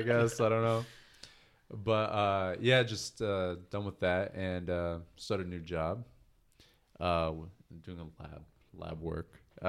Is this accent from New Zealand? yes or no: no; Palestine; moved away; I'm from Palestine, though. I'm from, like, the birthplace of Jesus.